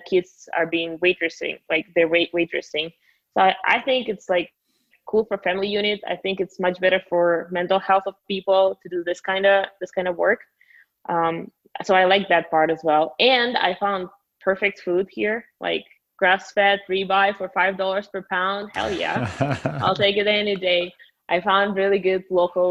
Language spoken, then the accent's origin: English; Russia; English is a second language; moved away as an adult; also born or lived in United States / Miami; now in Guadalajara, Mexico; Born and raised in Russia a little over 4 years ago. I moved to the States.